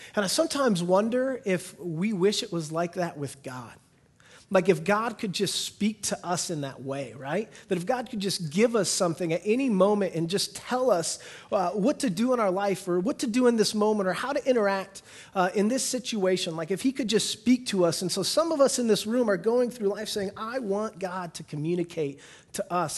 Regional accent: United States; I'm an American.

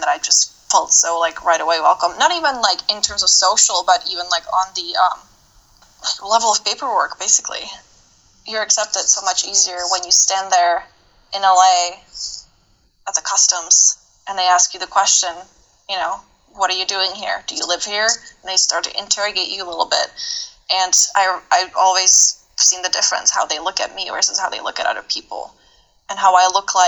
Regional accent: Czechia; now in United States; I was born in the Czech Republic

